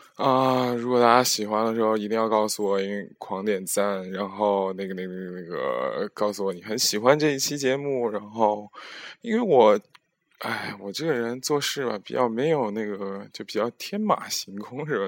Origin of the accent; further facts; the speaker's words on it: Henan, China; 河南的我的家乡